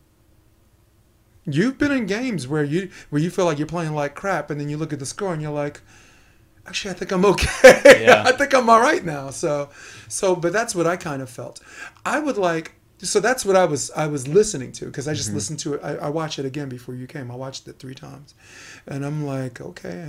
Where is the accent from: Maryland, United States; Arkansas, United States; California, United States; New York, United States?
New York, United States; I'm a New Yorker, you know, I speak fast